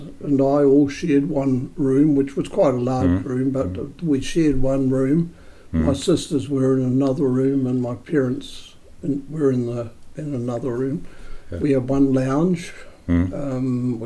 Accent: Woodville, Manawatū-Whanganui, New Zealand; also born or lived in Leeston / Pahiatua; I was brought up as a child in Woodville, one of five children.

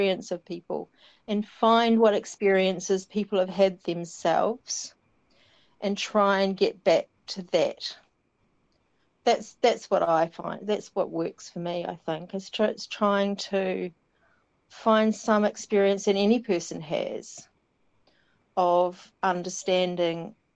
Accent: South Island, New Zealand; moved away; growing up in the South Island

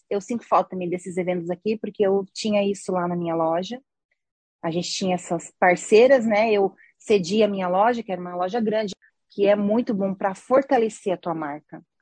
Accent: Brazil; é que nós somos brasileira, né, amiga?

